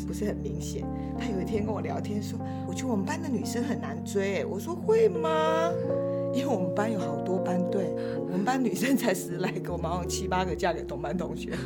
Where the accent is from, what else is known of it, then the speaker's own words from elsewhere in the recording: Kaohsiung, Taiwan; moved away as an adult; 我是从南部来，不从高雄来的，然后我们南部人